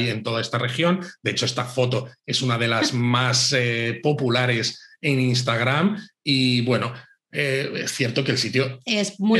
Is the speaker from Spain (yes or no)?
yes; Spain; españoles que, que visitábamos